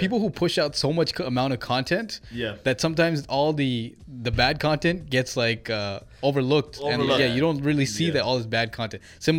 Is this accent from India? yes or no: no; Toronto, Ontario, Canada; growing up in Scarborough, we had our Tamils.